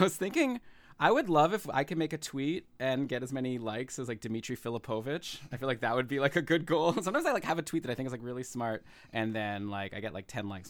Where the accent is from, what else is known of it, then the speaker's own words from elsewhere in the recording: Ottawa, Ontario, Canada; moved away as an adult; now in Toronto, Canada; I was born in Ottawa, and I'm currently live in Toronto